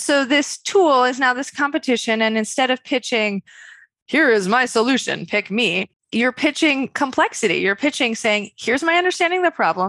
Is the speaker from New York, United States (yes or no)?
yes; Westchester, New York, United States; I'm a woman from Westchester, New York.